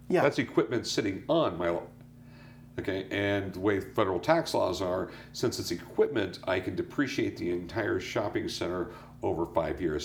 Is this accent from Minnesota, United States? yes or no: no; San Diego, California, United States; also born or lived in North Carolina; I grew up in San Diego. Yeah. You know, I was born in North Carolina. My dad was in the Navy. Got transferred to San Diego when I was yeah. like two. Grew up there.